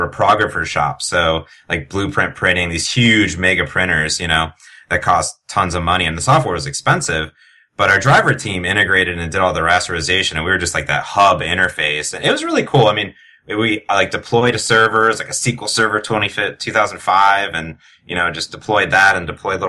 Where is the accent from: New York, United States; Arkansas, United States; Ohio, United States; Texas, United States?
Ohio, United States; Cleveland; moved away as an adult; also born or lived in Arizona; I grew up in Cleveland, went down to Arizona for school